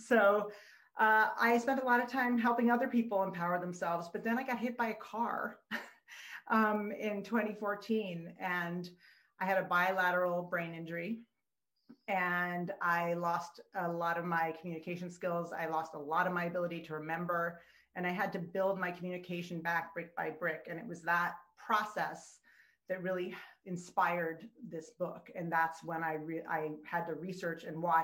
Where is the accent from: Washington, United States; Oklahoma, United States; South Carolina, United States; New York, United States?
New York, United States; New York City; also born or lived in California / Texas; I was born in New York City to two parents